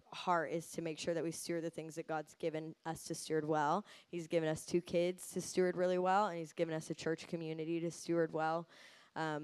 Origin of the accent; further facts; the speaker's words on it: United States; I'm American